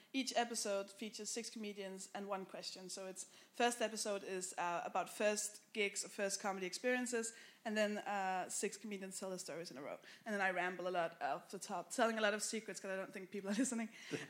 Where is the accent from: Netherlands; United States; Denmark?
Denmark